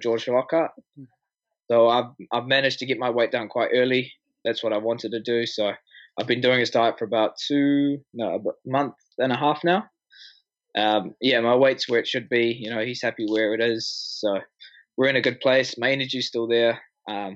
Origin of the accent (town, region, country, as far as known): Auckland, New Zealand; born or raised there